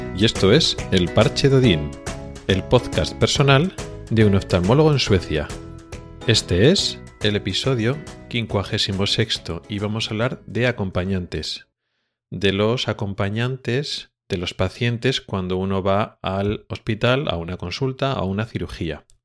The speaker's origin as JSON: {"language": "Spanish", "country": "Spain", "moved": "yes", "lives_now": "Sweden", "said": "como pues español"}